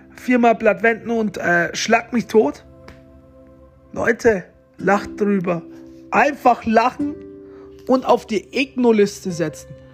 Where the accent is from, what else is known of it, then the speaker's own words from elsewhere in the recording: Romania; moved away; mein Geburtsort ist im Vulkan in Rumänien